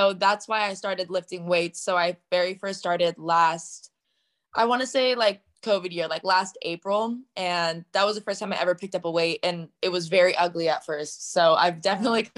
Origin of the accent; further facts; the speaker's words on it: Southern Orange County, California, United States; I'm from Southern Orange County, California